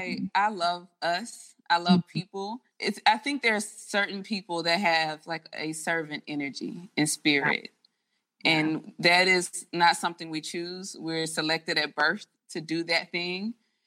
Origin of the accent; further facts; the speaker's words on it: Mississippi, United States; the Boys and Girls Club was new in my hometown in Mississippi.